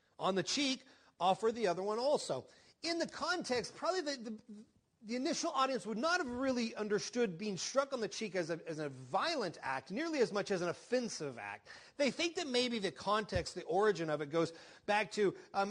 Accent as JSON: {"language": "English", "region": "Oklahoma", "country": "United States", "tie": "born or raised there", "said": "I grew up in Oklahoma"}